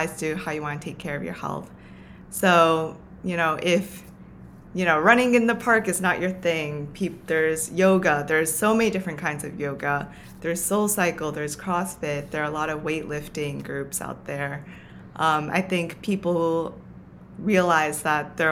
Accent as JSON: {"language": "English", "region": "Tokyo", "country": "Japan", "tie": "born or raised there", "moved": "yes", "lives_now": "New York City, United States", "said": "the environment that I grew up in Tokyo"}